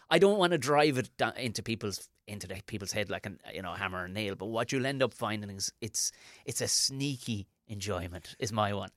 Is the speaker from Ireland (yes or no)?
yes; Ireland; as an Irish person